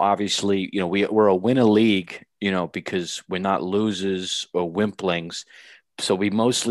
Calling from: Staten Island, New York, United States; I'm now in New Dorp at my home in Staten Island. Yep, New Dorp, New York, in Staten Island.

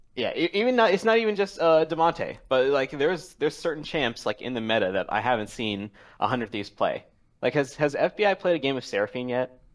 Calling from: Washington, District of Columbia, United States; calling from Washington, D C.

